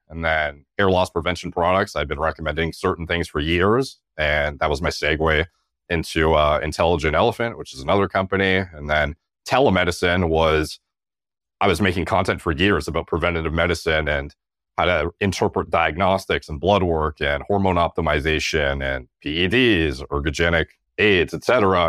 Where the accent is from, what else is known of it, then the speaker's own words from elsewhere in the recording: Canada; as a Canadian